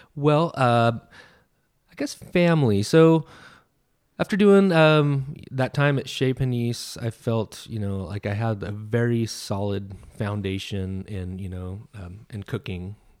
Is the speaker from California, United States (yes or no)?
yes; Sacramento, California, United States; also born or lived in Central Coast, California; I was born in Sacramento and yeah. um, I moved to the Central Coast in the summer in between seventh and eighth grade